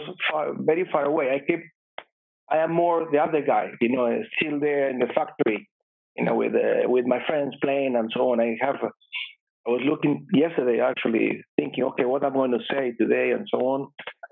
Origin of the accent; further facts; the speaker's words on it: Bahía Blanca, Buenos Aires Province, Argentina; moved away; I was born in Argentina in a small town called Bahía Blanca, which is about 6 hours drive from Buenos Aires